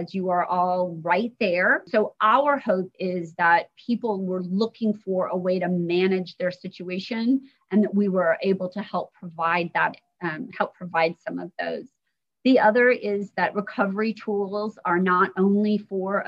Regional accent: Indiana, United States; I grew up in Indiana.

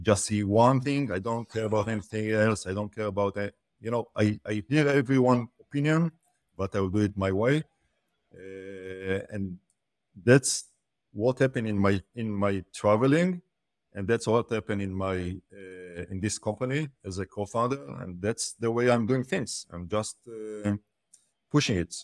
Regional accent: Israel; I'm from Israel

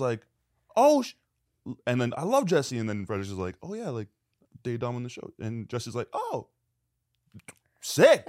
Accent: Canada; now in Los Angeles, United States; I'm Canadian

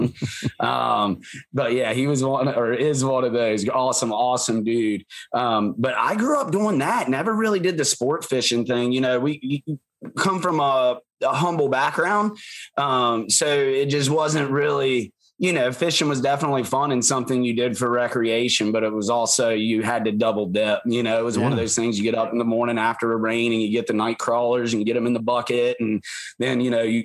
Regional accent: Shenandoah Valley, Northern Virginia, United States; moved away; I grew up in Virginia. Actually right there in that, where outside, it's Northern Virginia, but mm-hmm. not the DC part

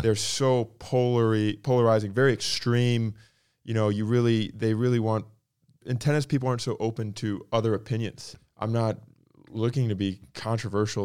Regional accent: Palm Coast, Florida, United States; also born or lived in Michigan; I'm from, I was born in Michigan. The town I grew up in, in North Florida is like kind of out in the boonies

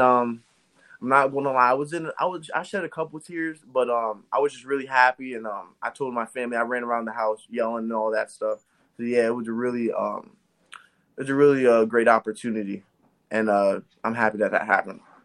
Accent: Eastern Pennsylvania, United States; I'm from Eastern Pennsylvania.

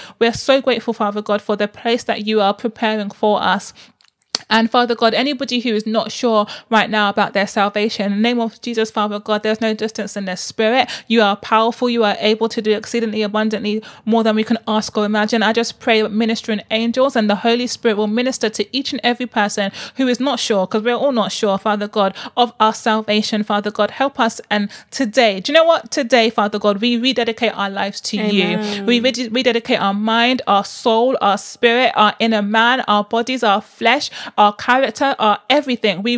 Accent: Nigeria; I'm so Igbo. I'm so Nigerian

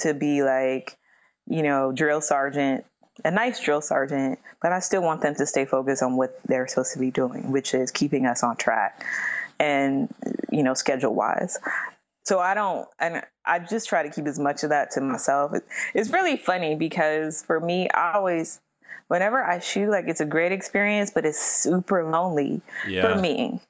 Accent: Midwest, United States; Like, even though I grew up in the Midwest, like I don't like snow.

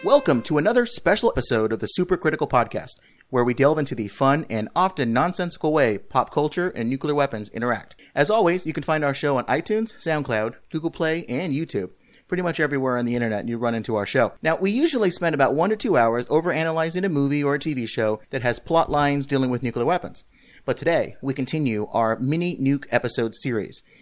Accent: California, United States; moved away; I'm back home, uh, where I grew up in California on vacation with my family

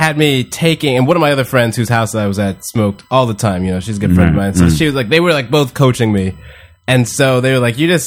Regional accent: Houston, Texas, United States; moved away; I grew up in Houston, Texas

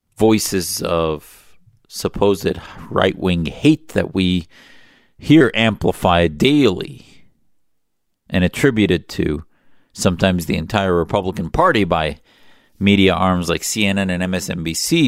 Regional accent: United States; as an American Muslim

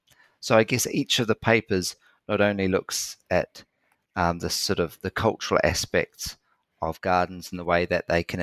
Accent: New Zealand; when I was a kid growing up in New Zealand in the 70s and 80s

